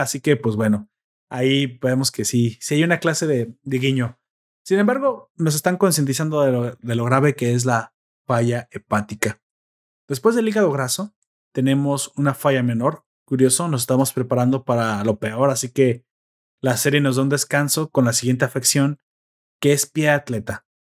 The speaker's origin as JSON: {"language": "Spanish", "country": "Mexico", "said": "somos mexicanos"}